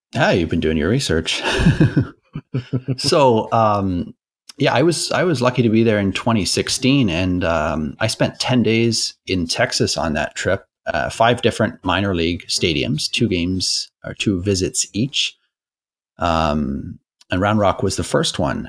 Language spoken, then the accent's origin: English; Toronto, Ontario, Canada; I grew up in Toronto and I went to my first game when I was six